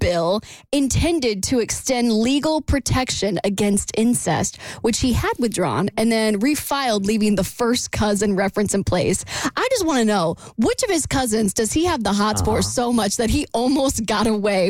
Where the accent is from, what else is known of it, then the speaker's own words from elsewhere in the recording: Florida, United States; And I'm from Florida.